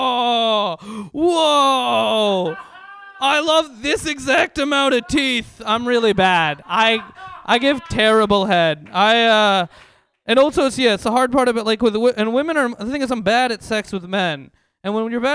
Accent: San Francisco, California, United States; I grew up in San Francisco, grew up in the Bay Area.

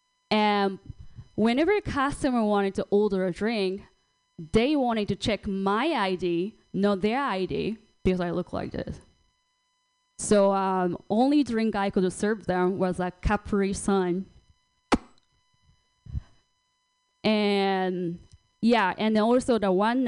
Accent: Japan; English is a second language; now in United States; I'm from Japan

